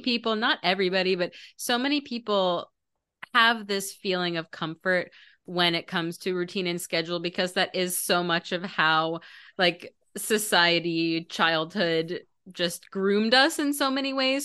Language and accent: English; Maryland, United States; I grew up in Maryland